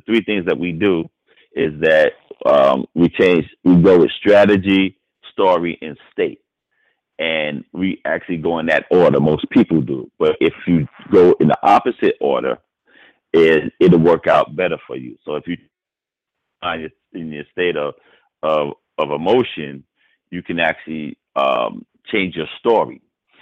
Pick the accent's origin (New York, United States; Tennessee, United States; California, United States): New York, United States; New York City; I grew up in Harlem